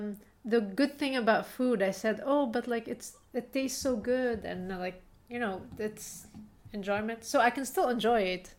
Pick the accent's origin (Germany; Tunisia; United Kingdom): Tunisia; moved away; I come from Tunisia.